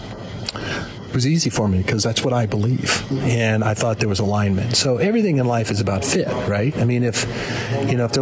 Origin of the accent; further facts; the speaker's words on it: Midwest, United States; I grew up in the Midwest